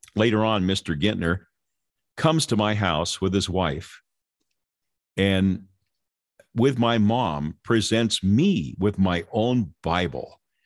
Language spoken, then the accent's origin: English; Lynwood, California, United States; born or raised there